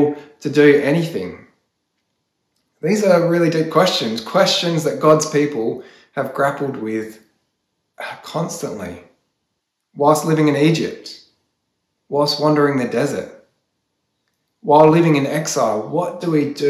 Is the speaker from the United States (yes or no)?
no; Australia; As Australian Christians